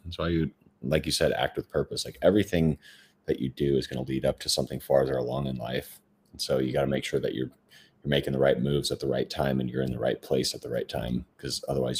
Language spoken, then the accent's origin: English; Minnesota, United States; now in Phoenix, United States; I'm from Minnesota originally.